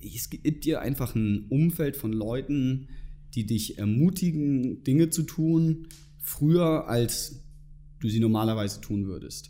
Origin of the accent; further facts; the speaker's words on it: Germany; moved away as an adult; now in Munich, Germany; ich komme ursprünglich aus der Nähe von Hamburg